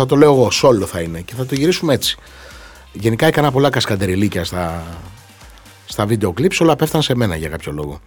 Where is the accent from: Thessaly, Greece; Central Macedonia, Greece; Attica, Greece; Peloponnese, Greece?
Peloponnese, Greece; Xylokastro; στην πατρίδα μου στο Ξυλόκαστρο στην Κορινθία